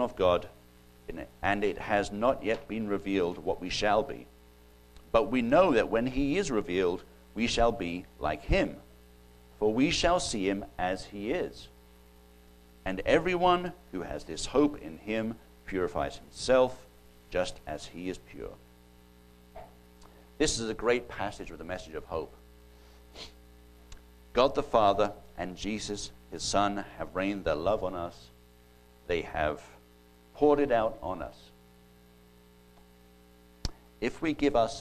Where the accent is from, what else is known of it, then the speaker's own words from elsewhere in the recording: United Kingdom; accent: British; That's my British coming out